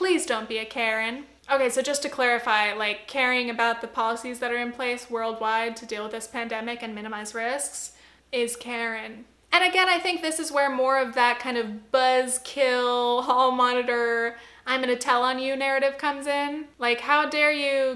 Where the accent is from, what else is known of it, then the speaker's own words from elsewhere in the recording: Orange County, California, United States; near my hometown in Orange County, California